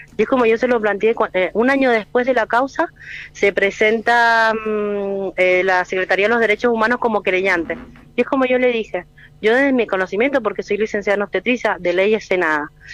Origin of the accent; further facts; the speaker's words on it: Mendoza, Argentina; nosotros somos de Mendoza